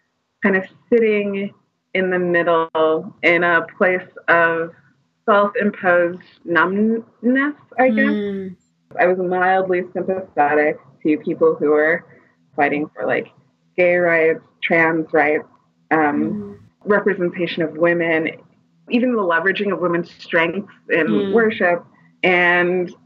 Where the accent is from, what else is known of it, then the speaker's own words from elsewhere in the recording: Maryland, United States; my background, I'm from Maryland